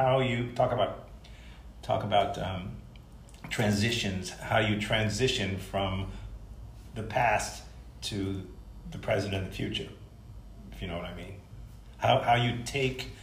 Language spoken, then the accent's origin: English; New York City, New York, United States; moved away; I'm from New York, originally from Brooklyn